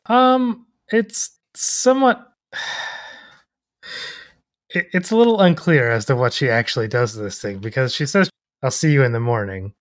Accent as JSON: {"language": "English", "country": "United States", "said": "I'm ethnically Irish, I'm an American"}